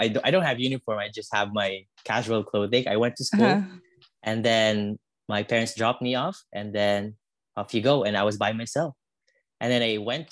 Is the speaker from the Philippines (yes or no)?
yes; Philippines; English is a second language; now in Canada; I brought who I was from the Philippines, and when I brought that here in Canada